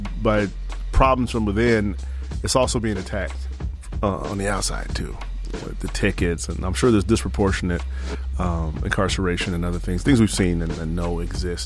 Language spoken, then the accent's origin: English; Chicago, Illinois, United States; we're from the South Side, born and raised